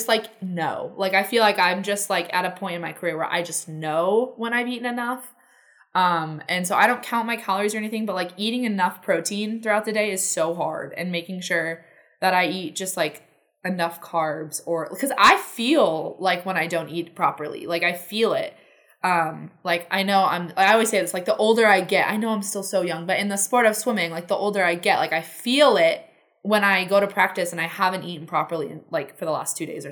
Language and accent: English; Southern California, United States; I was born in Southern California. This was all in Northern California. And then we moved back to Southern California